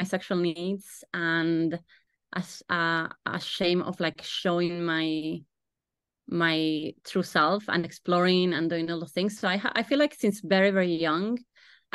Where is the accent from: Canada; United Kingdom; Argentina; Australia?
Argentina; moved away as an adult; now in Ireland; I am from Argentina and I came to Ireland 13, 14 years ago.